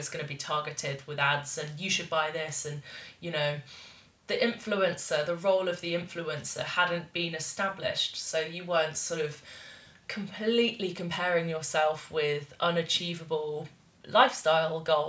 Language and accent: English; Bath, South West England, United Kingdom; it's called The Weir in my hometown